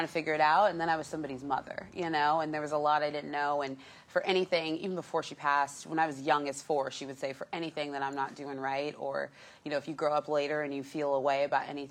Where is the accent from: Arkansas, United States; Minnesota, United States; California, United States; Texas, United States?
California, United States; Los Angeles; I grew up in North Hollywood